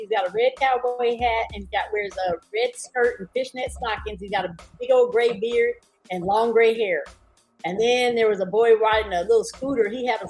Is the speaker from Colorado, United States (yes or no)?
yes; Denver, Colorado, United States; also born or lived in Texas; now in New Orleans, United States; I was originally born in Texas, but I was raised in Denver, Colorado.